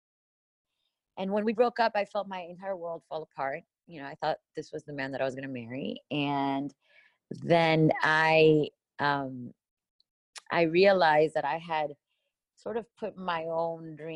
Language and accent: English; Miami, Florida, United States; moved away as an adult; now in Los Angeles, United States; I grew up in Miami, Florida